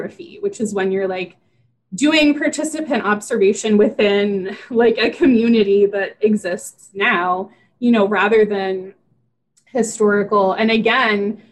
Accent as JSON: {"language": "English", "region": "West Virginia", "country": "United States", "tie": "born or raised there", "said": "I grew up in West Virginia."}